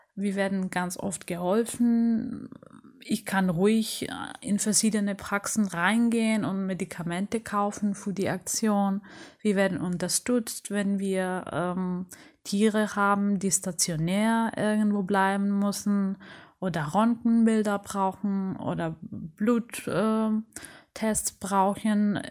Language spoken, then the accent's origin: German; Rhodes, South Aegean, Greece; Ich bin auf Rhodos geboren